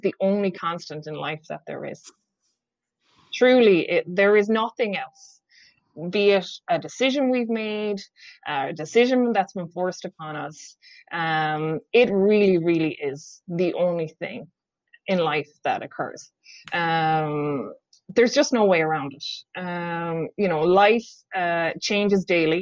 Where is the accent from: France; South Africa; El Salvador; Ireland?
Ireland; also born or lived in Whitby, Ontario, Canada; now in Canada; us Irish people